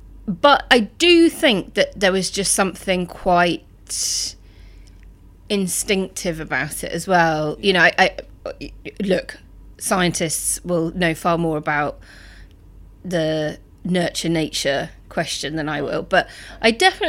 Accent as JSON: {"language": "English", "region": "Northern Ireland", "country": "United Kingdom", "tie": "born or raised there", "also_born_or_lived": "North West London", "said": "I grew up in Northern Ireland during the height of the Troubles, so that was a really politicised environment."}